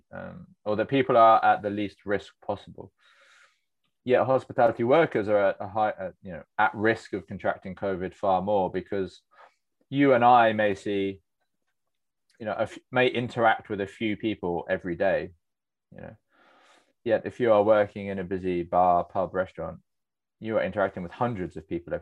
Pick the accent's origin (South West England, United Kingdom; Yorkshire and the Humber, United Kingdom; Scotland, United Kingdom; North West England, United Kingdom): South West England, United Kingdom; Cornwall; I grew up in Cornwall